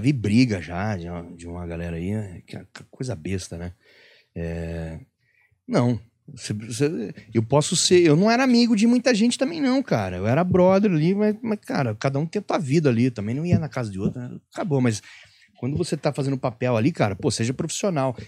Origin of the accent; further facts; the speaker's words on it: Penápolis, São Paulo, Brazil; moved away as an adult; eu sou lá de Penápolis. Minha referência era TV aberta